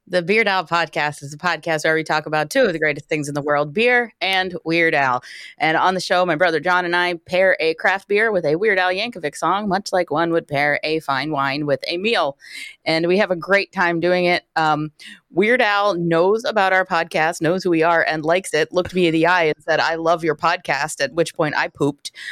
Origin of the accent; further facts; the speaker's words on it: Wilkes-Barre, Pennsylvania, United States; I'm from Wilkes-Barre